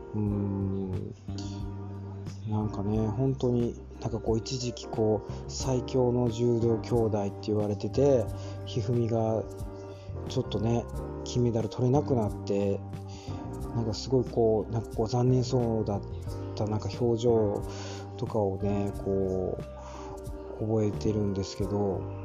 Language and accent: Japanese; Hyogo, Japan; 私もちょっと兵庫県出身なもんでね